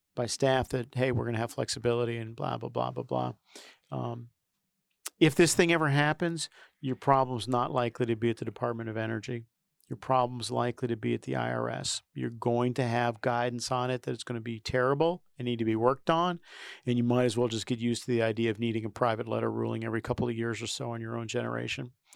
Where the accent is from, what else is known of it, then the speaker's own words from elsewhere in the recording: New York City, New York, United States; I come from New York City